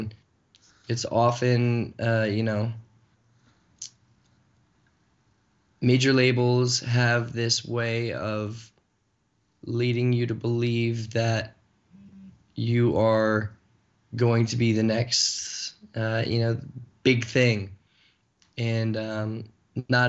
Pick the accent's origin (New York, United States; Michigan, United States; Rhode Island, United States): Michigan, United States; Flint; my hometown, which is Flint, Michigan